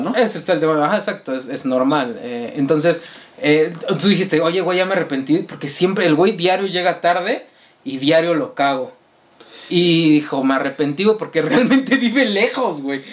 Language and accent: Spanish; Mexico City, Mexico; somos de la Ciudad de México y, y notarán que decimos mucho güey